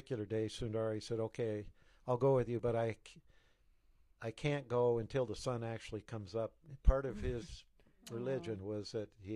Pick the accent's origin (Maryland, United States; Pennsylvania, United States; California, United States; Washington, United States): Washington, United States; Spokane; I grew up in the Spokane Mountaineers